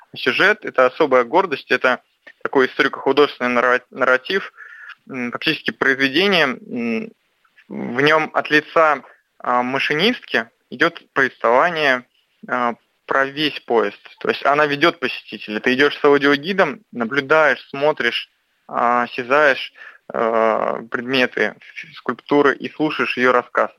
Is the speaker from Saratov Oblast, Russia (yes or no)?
no; near Saint Petersburg, Leningrad Oblast, Russia; я родился под Петербургом